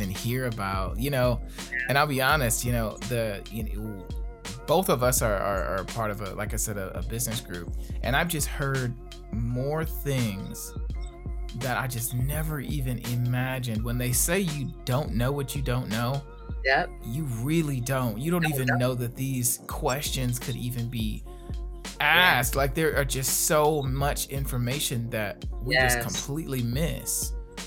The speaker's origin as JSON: {"language": "English", "town": "Gary", "region": "Indiana", "country": "United States", "tie": "born or raised there", "said": "one particular spot on Broadway where I grew up in Gary, Indiana"}